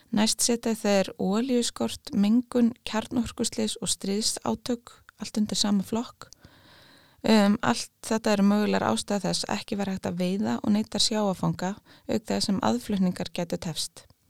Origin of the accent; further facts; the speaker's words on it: Iceland; við erum eiland á norður hjara veraldar